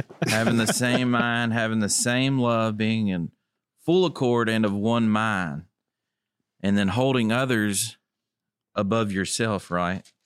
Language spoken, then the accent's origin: English; Tipton County, Tennessee, United States; I'm from Tipton County